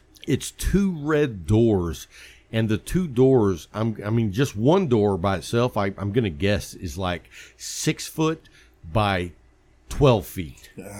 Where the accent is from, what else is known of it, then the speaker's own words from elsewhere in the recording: West Texas, United States; I grew up in West Texas where there's cotton